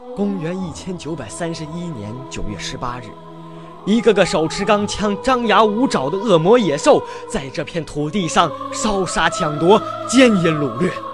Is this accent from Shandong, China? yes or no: no; Renqiu, Hebei, China; 我是来自河北省华北油田钻儿中学的初中生